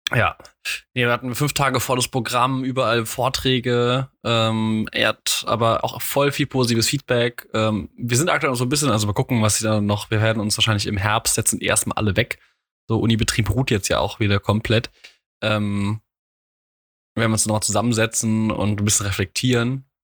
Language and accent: German; Mainz, Rhineland-Palatinate, Germany; als Mainzer